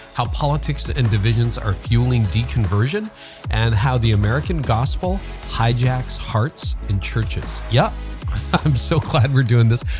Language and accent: English; Canada; I'm a Canadian